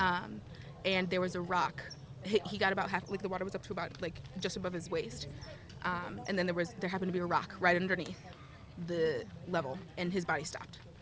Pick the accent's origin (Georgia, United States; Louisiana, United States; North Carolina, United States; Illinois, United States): Illinois, United States; Chicago; I'm from Chicago.